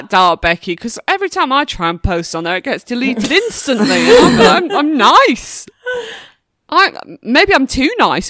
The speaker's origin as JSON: {"language": "English", "region": "England", "country": "United Kingdom", "said": "We're English."}